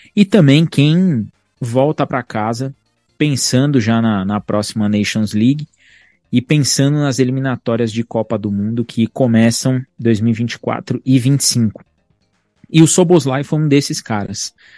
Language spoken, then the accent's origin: Portuguese; Brazil; nós somos brasileiros